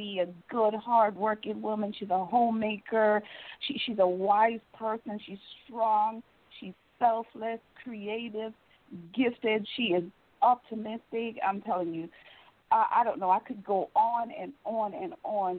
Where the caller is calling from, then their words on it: Richmond, North Carolina, United States; I'm calling from Richmond, North Carolina.